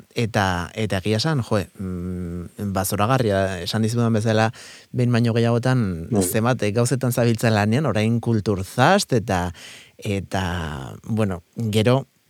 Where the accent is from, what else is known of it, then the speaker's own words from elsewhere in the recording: San Sebastián, Basque Country, Spain; ni hor jaiotako naizelako